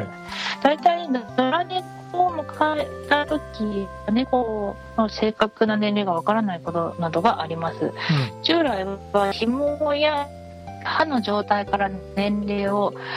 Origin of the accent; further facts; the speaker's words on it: Hokkaido, Japan; 私北海道出身